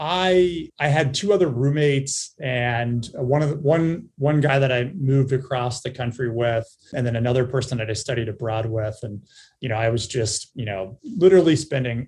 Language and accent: English; Cincinnati, Ohio, United States; I was born and raised in Cincinnati, Ohio